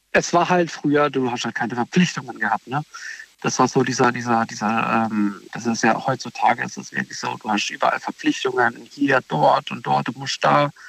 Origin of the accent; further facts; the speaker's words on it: Baden-Baden, Baden-Württemberg, Germany; Ich komme aus Baden-Baden.